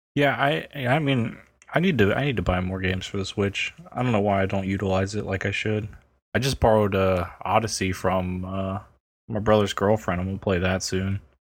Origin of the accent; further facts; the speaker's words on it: United States; I'm American